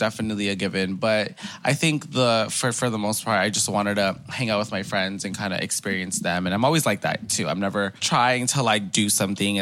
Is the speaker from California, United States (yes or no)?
yes; Los Angeles, California, United States; me growing up in Koreatown